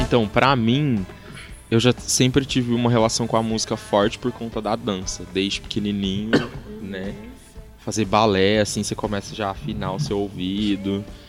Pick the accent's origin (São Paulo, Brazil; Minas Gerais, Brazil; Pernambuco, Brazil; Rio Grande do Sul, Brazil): São Paulo, Brazil; Franca; also born or lived in Uberlândia; Eu sou nascido em Uberlândia, mas só nascido. Eu fui só para nascer mesmo, e aí eu já vim pra Franca com, sei lá, algumas semanas de, de idade. E aí eu tô aqui desde então.